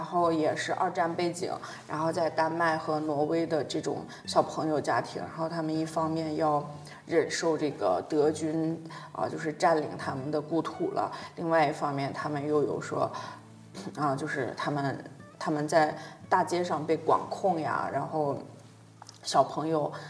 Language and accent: Chinese; northern China, China; accent: northern dialect; also born or lived in Beijing; 我今天也是方言很多啊，北方的那种方言